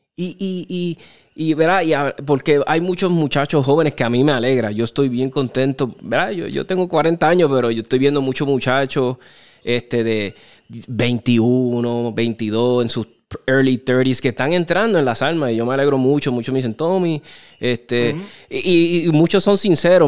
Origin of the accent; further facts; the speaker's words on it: Chicago, Illinois, United States; moved away; also born or lived in California; yo me crié en Chicago